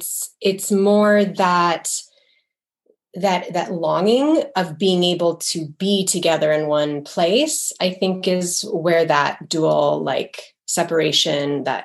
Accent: Midwest, United States; also born or lived in Israel / West Coast; I feel that I'm mostly American. I was born in America. But I also lived in Israel for almost 3 years when I was younger in elementary school. So growing up in a home with a mother who was American and her whole family lived in America

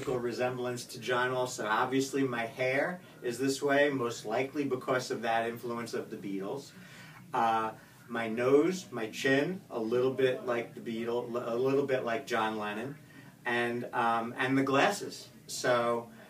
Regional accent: Spring Valley, New York, United States; moved away as an adult; also born or lived in Atlanta, Georgia; now in Florida, United States; I grew up in Spring Valley, Muncie, New York

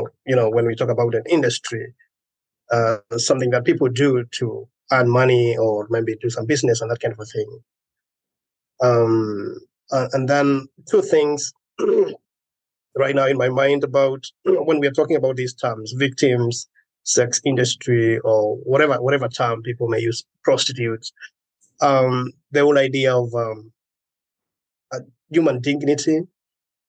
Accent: Kenya; I come from Kenya

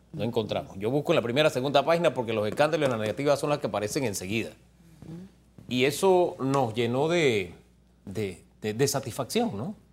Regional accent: Panama; somos todos los panameños

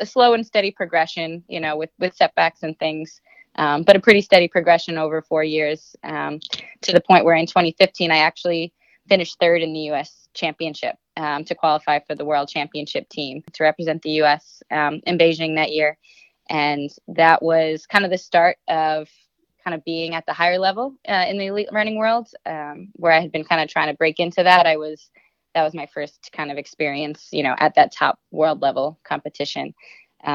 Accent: New York City, New York, United States; I grew up in Brooklyn and Queens in New York City

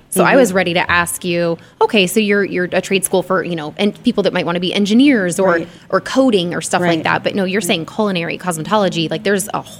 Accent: Arizona, United States; I mean, I can't really be a native anywhere else because I've been here since I was three.

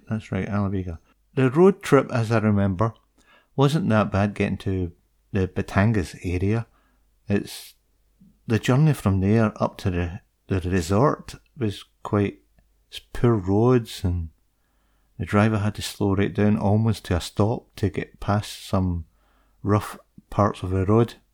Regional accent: United Kingdom; I'm from the U K.

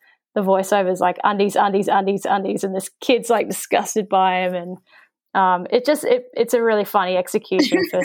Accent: New Zealand; I grew up in New Zealand

